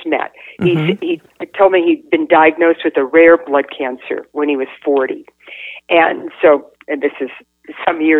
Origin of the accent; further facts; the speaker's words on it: Northern California, United States; moved away; I grew up in Northern California